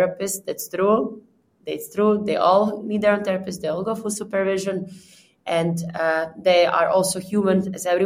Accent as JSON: {"language": "English", "country": "Croatia", "moved": "yes", "lives_now": "Prague, Czech Republic", "said": "I'm from Balkan, I'm a Croatian girl"}